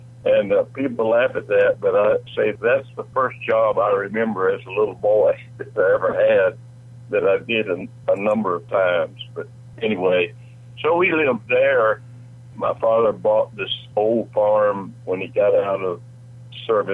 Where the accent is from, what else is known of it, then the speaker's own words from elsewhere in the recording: Lamar County, Alabama, United States; also born or lived in Nashville, Tennessee; now in Tennessee, United States; I grew up in a rural county, Lamar County, Alabama.